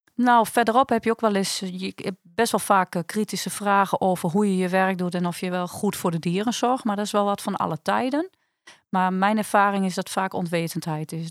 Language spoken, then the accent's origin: Dutch; Netherlands; wij als Nederlanders